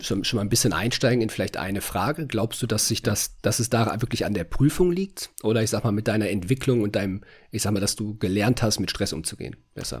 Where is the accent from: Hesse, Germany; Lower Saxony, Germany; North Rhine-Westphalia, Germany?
North Rhine-Westphalia, Germany; moved away as an adult; now in Hungary; bei uns in NRW, in, entweder in Köln oder in, äh, in Bochum